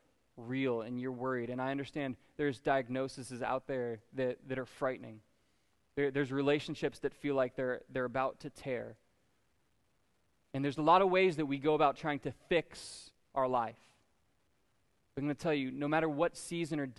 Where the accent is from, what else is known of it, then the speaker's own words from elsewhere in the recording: Florida, United States; being a Florida native